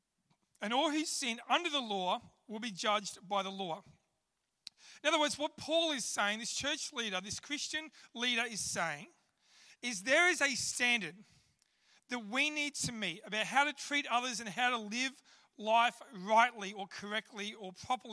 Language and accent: English; Australia; I'm an Aussie